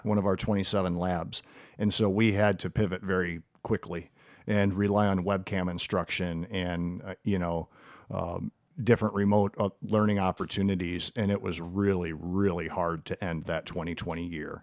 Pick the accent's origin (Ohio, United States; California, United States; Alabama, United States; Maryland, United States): Ohio, United States; Perrysburg; I grew up here and, uh, went to Frank Elementary before Woodland Elementary was built